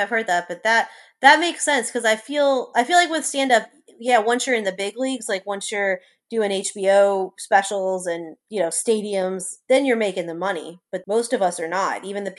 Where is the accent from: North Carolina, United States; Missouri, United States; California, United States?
California, United States; Los Angeles; moved away as an adult; now in New Orleans, United States; I'm originally from Los Angeles. At 18, I wanted to leave there so badly.